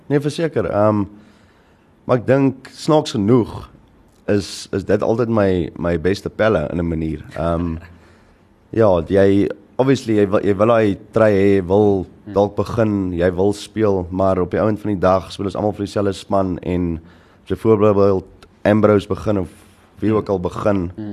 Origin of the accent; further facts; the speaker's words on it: Paarl, Western Cape, South Africa; also born or lived in Durbanville / Malmesbury; toe trek ons Parel toe en toe van kleins af in Parel